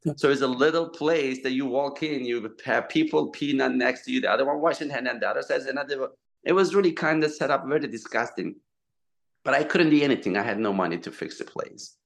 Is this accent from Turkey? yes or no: yes; Turkey; English is a second language; moved away as an adult; also born or lived in Southampton, New York; now in United States; I'm from Turkey. So I came 2002